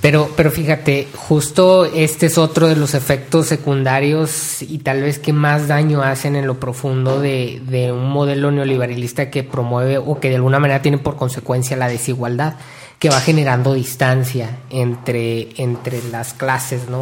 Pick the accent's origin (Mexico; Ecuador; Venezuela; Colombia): Mexico; como mexicanos